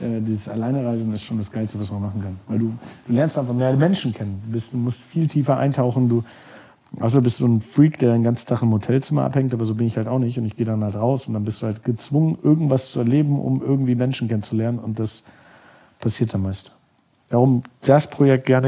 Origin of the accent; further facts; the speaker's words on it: Germany; moved away as an adult; also born or lived in New York; ich komme aus Deutschland, bin kulturinteressiert